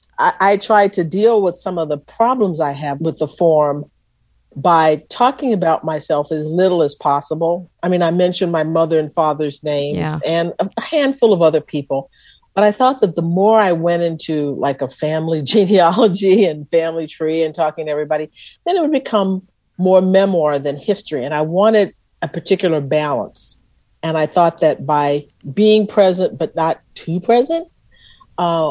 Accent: Texas, United States; I was from Texas

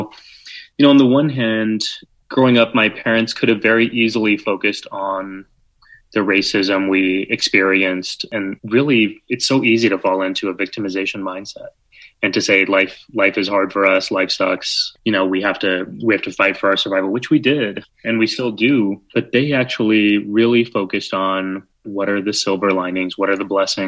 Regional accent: San Antonio, Texas, United States; born or raised there; now in New York City, United States

